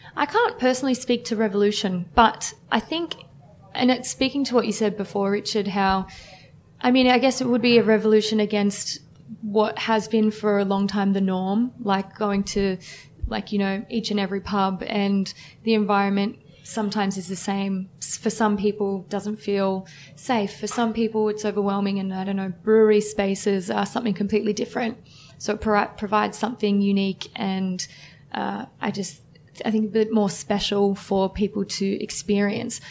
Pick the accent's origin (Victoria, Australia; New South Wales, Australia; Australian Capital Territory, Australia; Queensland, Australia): New South Wales, Australia; Woronora; born or raised there